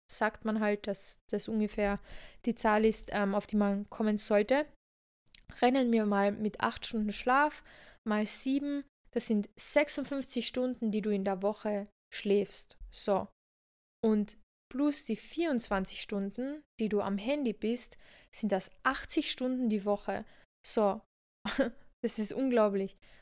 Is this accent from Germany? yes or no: no; Villach, Carinthia, Austria; moved away; daher kommen wir beide ja, also wir sind ja ursprünglich aus Villach